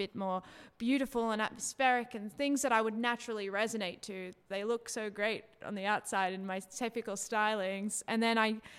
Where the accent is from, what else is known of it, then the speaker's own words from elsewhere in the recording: Sydney, New South Wales, Australia; I'm from Sydney